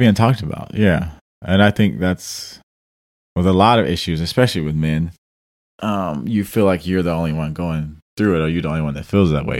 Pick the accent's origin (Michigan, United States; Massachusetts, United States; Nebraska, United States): Michigan, United States; Detroit; I'm from Detroit